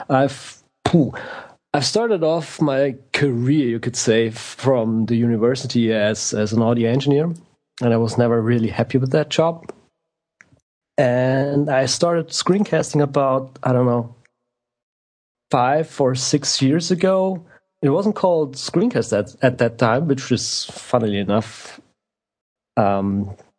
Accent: Bavaria, Germany; I'm from Germany, actually

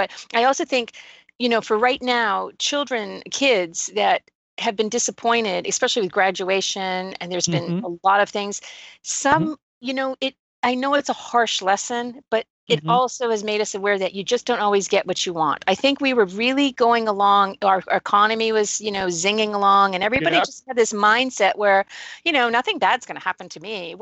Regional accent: New England, United States; now in Texas, United States; I was born in New England

